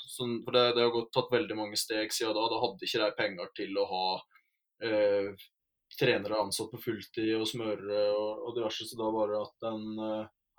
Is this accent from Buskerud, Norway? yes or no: no; Rauland, Telemark, Norway; jeg er fra Telemark, fra Rauland i Vinje